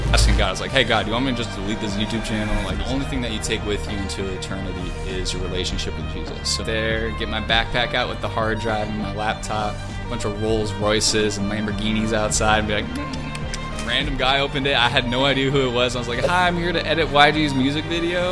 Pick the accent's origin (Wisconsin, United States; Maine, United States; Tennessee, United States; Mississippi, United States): Wisconsin, United States; moved away as an adult; also born or lived in Hawaii / California; I grew up in Hawaii, and I lived there till I was ten, and then I moved to Wisconsin, and went all through high school there, and then I moved to California